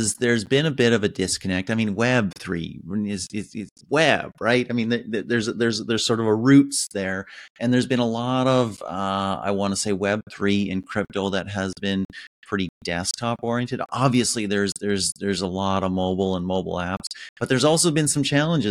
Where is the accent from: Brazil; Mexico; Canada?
Canada; as a Canadian